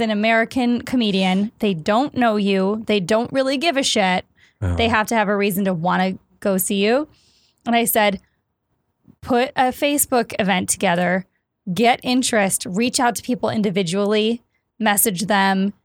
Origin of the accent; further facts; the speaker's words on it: Stoughton, Wisconsin, United States; moved away as an adult; also born or lived in Minneapolis / Chicago; I grew up in Wisconsin and then I went to school in Minneapolis.